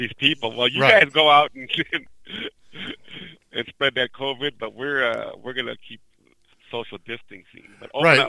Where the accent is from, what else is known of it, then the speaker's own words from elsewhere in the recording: Minnesota, United States; I'm glad I'm not out east. For once, I can say that, being a Minnesotan.